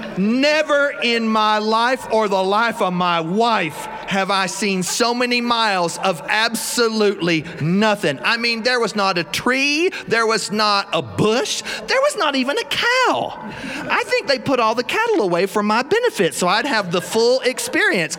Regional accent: South Carolina, United States; I am from South Carolina.

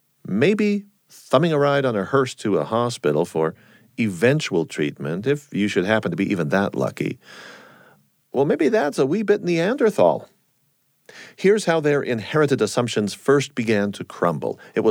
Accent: San Diego, California, United States; Well, I myself was just a four-year-old Navy brat growing up in San Diego, California.

